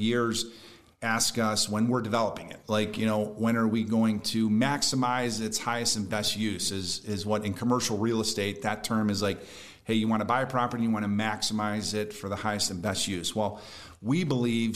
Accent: Brunswick, Ohio, United States; I'm 47 years old. I grew up in Brunswick, and I'd been going to Mapleside since I was a kid

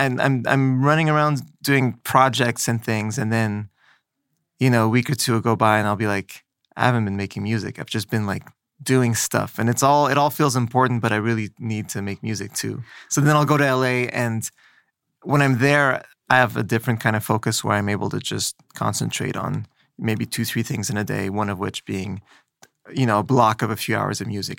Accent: Montreal, Quebec, Canada; moved away as an adult; also born or lived in Los Angeles; now in New York, United States; I grew up in Montreal

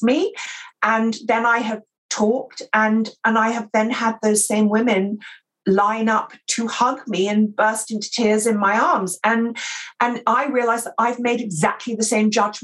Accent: England, United Kingdom; accent: received pronunciation; I'm English and I speak, you know, received pronunciation

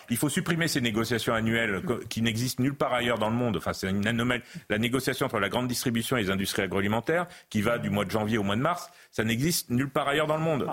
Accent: central France, France; dans l'élevage bovin-viande d'où je, d'où je viens, du, centre de la France

